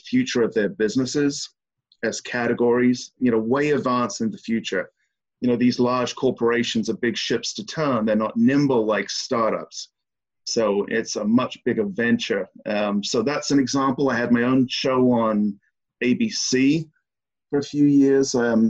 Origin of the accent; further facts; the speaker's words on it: South East England, United Kingdom; now in United States; I'm from {S5} the southeast of England.